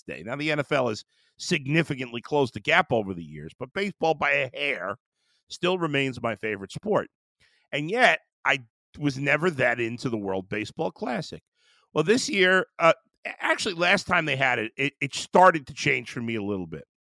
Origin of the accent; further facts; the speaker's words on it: New York City, New York, United States; I grew up in Brooklyn